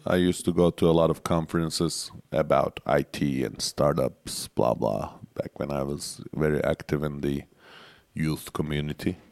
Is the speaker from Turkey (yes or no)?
yes; Turkey